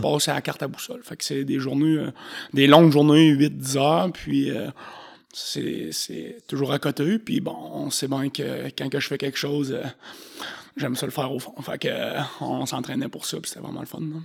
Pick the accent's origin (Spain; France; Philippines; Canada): Canada; Saint-Raymond, Quebec; je viens de Saint-Ramon